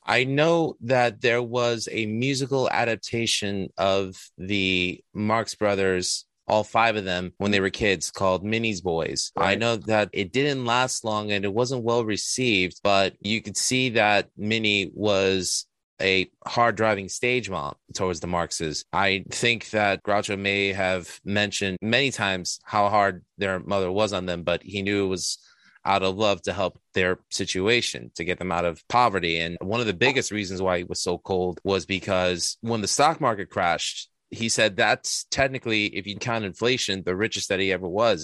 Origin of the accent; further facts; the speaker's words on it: New York City, New York, United States; I'm from Astoria, Queens, originally born and bred